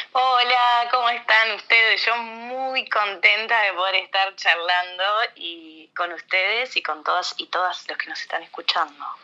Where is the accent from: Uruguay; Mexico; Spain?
Uruguay